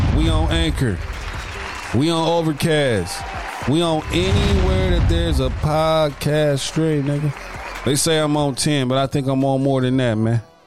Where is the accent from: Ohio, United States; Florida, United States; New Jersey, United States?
Ohio, United States; Dayton; on the side of that street on West Grand Avenue in Dayton, Ohio, my hometown